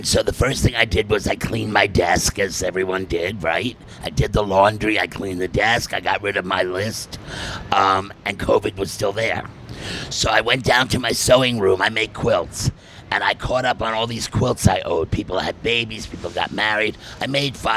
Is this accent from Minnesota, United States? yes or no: no; New York City, New York, United States; born or raised there; also born or lived in Manhattan